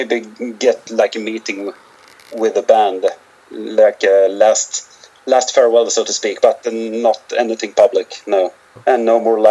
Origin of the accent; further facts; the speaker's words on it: Sweden; our hometown, because it's we've got about 15,000 people here